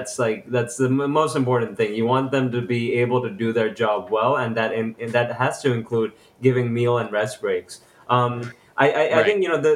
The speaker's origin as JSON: {"language": "English", "country": "United Kingdom", "moved": "yes", "lives_now": "California, United States", "said": "I come from the United Kingdom. I'm actually an immigrant."}